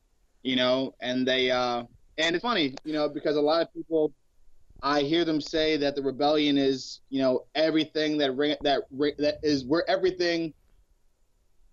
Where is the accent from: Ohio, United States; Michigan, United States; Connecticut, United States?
Ohio, United States; Cleveland; growing up in Cleveland, we used to hustle kids.